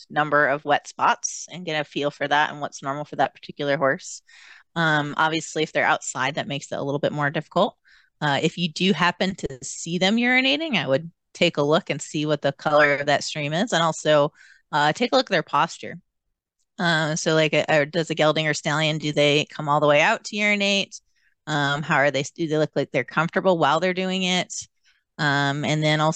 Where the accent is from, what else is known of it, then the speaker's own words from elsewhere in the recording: New York, United States; moved away; I'm from New York